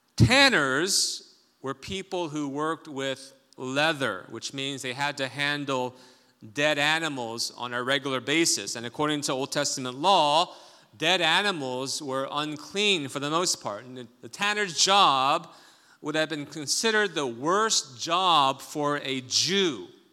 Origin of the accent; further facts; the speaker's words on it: South Korea; moved away; I grew up in Korea